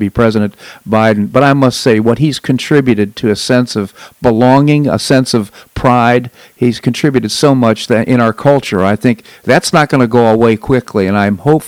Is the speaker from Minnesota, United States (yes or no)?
no; Washington, District of Columbia, United States; moved away; I grew up in Washington, D.C.